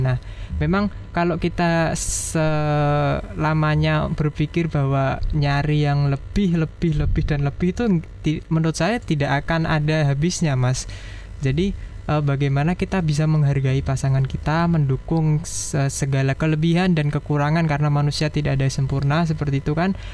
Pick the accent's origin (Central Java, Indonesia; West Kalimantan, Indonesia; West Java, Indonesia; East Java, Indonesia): Central Java, Indonesia; Jepara; saya berasal dari Jepara